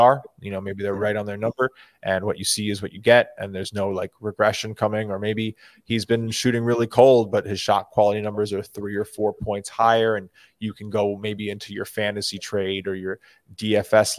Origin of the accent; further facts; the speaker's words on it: New York, United States; I'm a New Yorker.